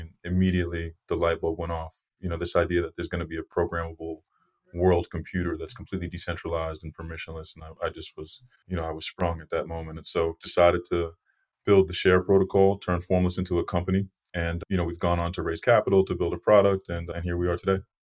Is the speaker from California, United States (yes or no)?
no; Brockton, Massachusetts, United States; I grew up in Brockton, Massachusetts, right outside of Boston